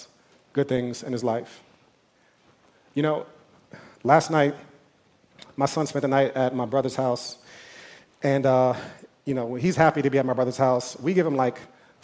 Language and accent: English; New York, United States; I'm from New York